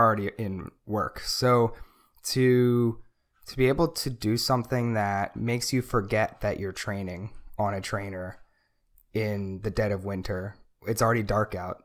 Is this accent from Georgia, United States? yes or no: no; Delaware, United States; now in California, United States; I grew up in Delaware